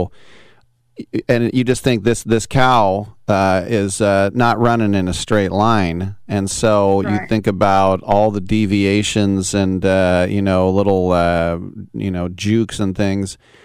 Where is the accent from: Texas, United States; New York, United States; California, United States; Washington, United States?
California, United States; I'm from California.